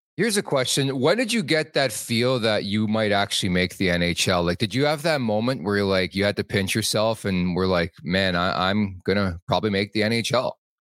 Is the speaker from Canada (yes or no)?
yes; Toronto, Ontario, Canada; also born or lived in Montreal; I was born in Montreal, moved to Toronto, the, the G T A, when I was five years old